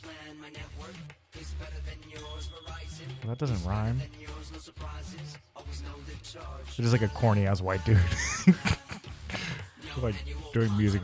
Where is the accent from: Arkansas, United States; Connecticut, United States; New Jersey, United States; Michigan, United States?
Connecticut, United States; Stamford; my grandparents used to take me to Bennigan's in my hometown